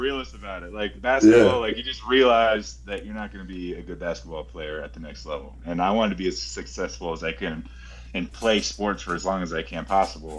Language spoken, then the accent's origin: English; Massachusetts, United States; I'm also from Massachusetts